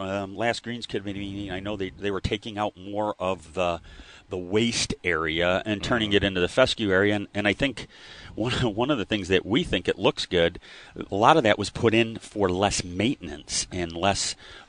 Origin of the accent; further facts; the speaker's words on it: Buffalo, New York, United States; Anywhere I ever go, people say, where are you from? Buffalo.